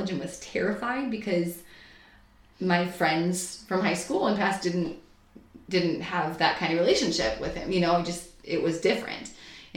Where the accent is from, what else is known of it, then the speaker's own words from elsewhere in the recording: St. Louis, Missouri, United States; I grew up here in St. Louis